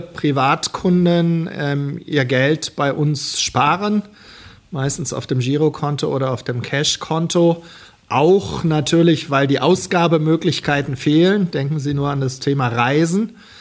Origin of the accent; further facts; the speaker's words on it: Germany; als Deutsche